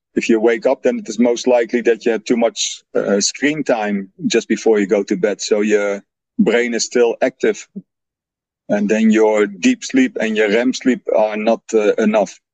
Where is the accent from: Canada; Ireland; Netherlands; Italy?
Netherlands; English is a second language; moved away; I'm original from the Netherlands